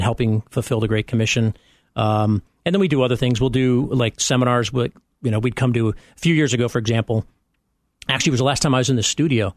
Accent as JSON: {"language": "English", "town": "Chicago", "region": "Illinois", "country": "United States", "tie": "born or raised there", "also_born_or_lived": "Champaign", "moved": "as an adult", "said": "I'm only now getting back into my Chicago roots"}